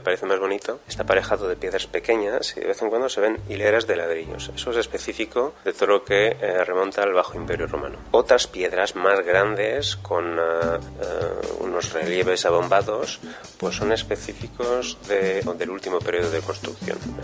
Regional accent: near Carcassonne, Occitania, France; also born or lived in Valencia, Spain; Yo nací en España, en Valencia, pero si soy de padres eh, españoles, eh, desde pequeño vivo aquí en Francia, en el sur de Francia. Me he criado al lado de Carcassonne

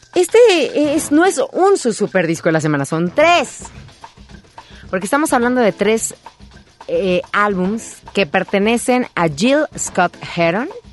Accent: Naucalpan, State of Mexico, Mexico; mi pueblo, Naucalpan

